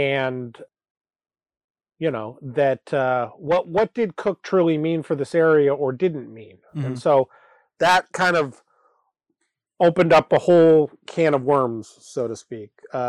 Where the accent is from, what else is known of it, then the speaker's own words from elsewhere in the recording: Anchorage, Alaska, United States; And for me, growing up in Anchorage, it certainly was a symbol of Anchorage